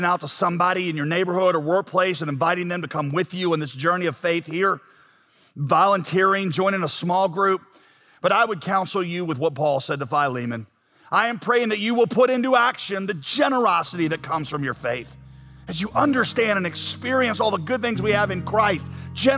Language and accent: English; United States; I'm an American through and through.